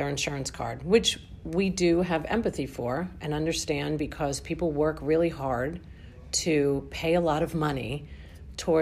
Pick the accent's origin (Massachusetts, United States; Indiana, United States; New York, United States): New York, United States; I'm from New York.